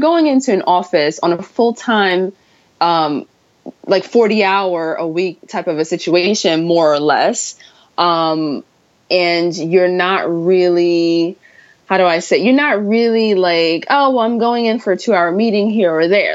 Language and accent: English; New York, United States; me being a New Yorker